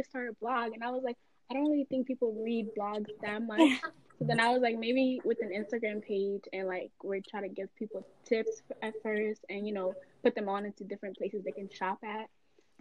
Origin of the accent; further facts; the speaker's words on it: Maryland, United States; I'm a rising junior at the George Washington University, and I'm from Maryland.